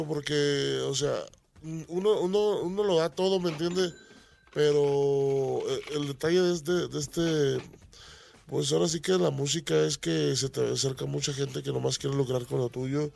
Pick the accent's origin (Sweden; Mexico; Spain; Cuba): Mexico; Tomatlán, Jalisco; moved away; also born or lived in United States; Soy de un rancho que se llama Tomatlán, Jalisco, cerca de Puerto Vallarta